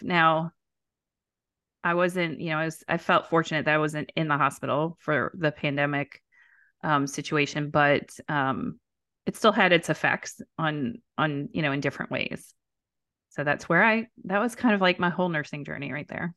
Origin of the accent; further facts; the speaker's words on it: New Orleans, Louisiana, United States; I'm from New Orleans